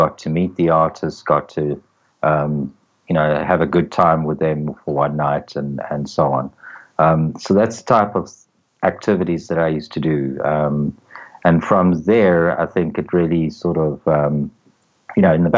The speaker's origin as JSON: {"language": "English", "country": "South Africa", "moved": "as an adult", "lives_now": "Israel", "said": "I'm actually from South Africa originally, currently living in Israel"}